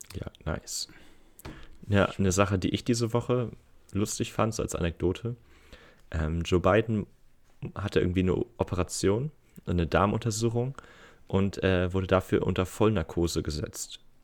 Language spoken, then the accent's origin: German; Geesthacht, Schleswig-Holstein, Germany; bei uns in Gestacht